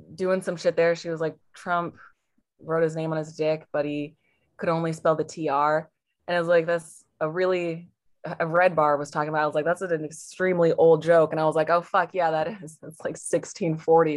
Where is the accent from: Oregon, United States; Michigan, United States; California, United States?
Oregon, United States; Portland; Portland, Oregon